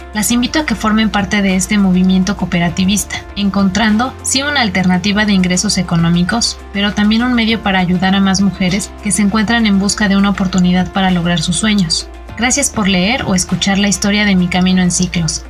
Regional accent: Zapotlán de Juárez, Hidalgo, Mexico; soy del municipio de Zapotlán de Juárez en el estado de Hidalgo

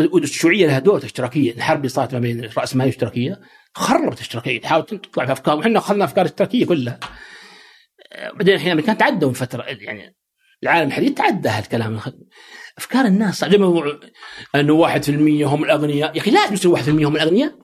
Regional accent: Saudi Arabia; also born or lived in United States; عندنا في السعوديه

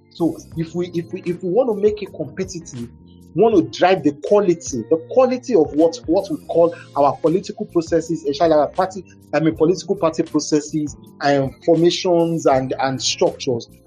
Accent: Igbotako, Ondo, Nigeria; moved away; also born or lived in Ibadan; I'm from Igbotako

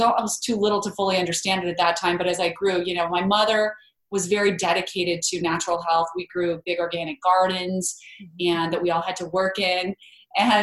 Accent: Idaho, United States; I grew up in Idaho.

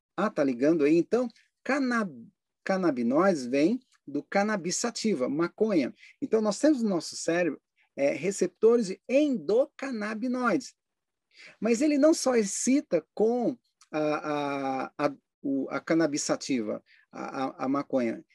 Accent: Brasília, Federal District, Brazil; eu passei uma boa parte da minha infância em Brasília

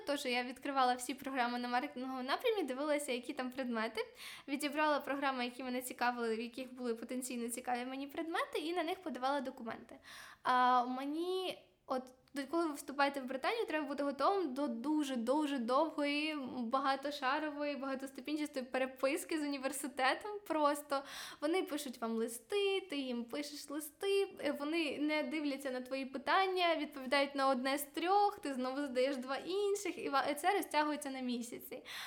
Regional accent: Ukraine; moved away as an adult; now in Glasgow, United Kingdom; я взагалі з України, і в мене нема таких грошей

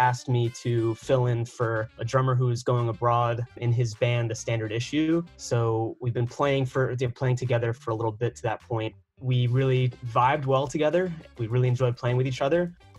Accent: New York, United States; also born or lived in Washington, D.C.; Even though I'm from New York

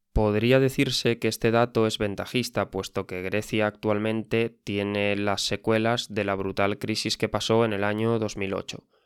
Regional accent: Spain; yo mismo vengo de España

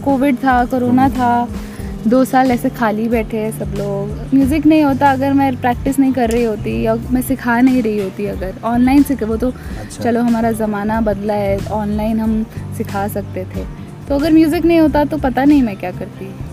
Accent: Faridabad, Haryana, India; हम फरीदाबाद में पैदा हुए वहीं बड़े हुए

